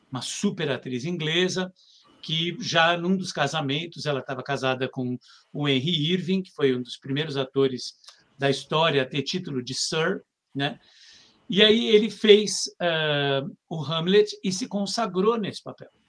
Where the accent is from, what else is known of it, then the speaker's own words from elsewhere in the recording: Brazil; now in Russia; eu faço sobre figurinos e tal, eu vim do Brasil.